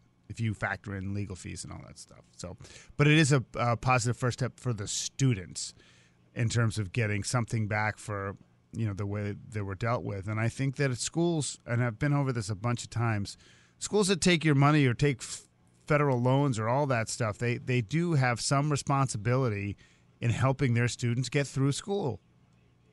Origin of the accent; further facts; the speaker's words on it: Boston, Massachusetts, United States; moved away; I grew up in Boston.